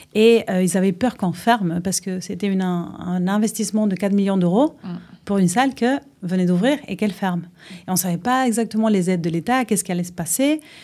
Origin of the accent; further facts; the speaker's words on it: Uruguay; French is a second language; moved away as an adult; also born or lived in A Coruña, Spain; now in France; je suis née en Espagne. Euh, à la Corogne, que c'est au nord de l'Espagne, mais mes parents sont uruguayens, sont de, la Sud-Amérique. Donc euh, j'ai vécu en Espagne jusqu'à mes 9 ans et après on est reparti en Uruguay